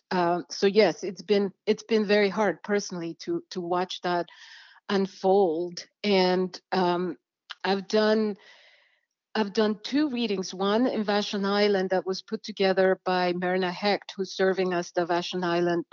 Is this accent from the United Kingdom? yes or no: no; El Salvador; now in Washington, United States; I come from El Salvador